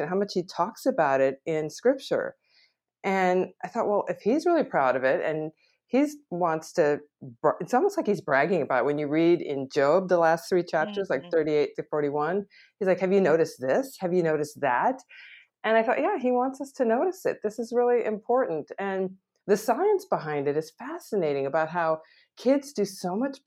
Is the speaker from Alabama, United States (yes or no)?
no; Wisconsin, United States; now in California, United States; I grew up in Wisconsin, so lakes, forests, canoe trips, swimming, sailing, skiing in the winter.